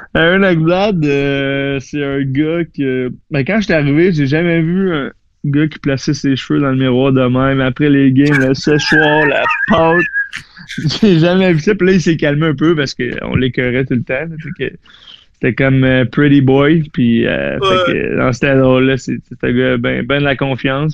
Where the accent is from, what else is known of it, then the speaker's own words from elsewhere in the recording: Saint-Jérôme, Quebec, Canada; moved away; also born or lived in Florida; je viens de Saint-Jérôme, j'ai joué pour les Lions de Saint-Jérôme